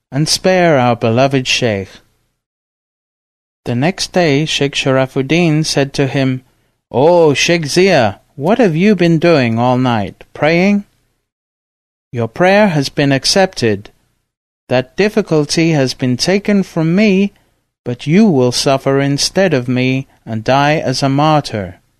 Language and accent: English; Dagestan, Russia; even though I was from Dagestan and I know all the languages of my area.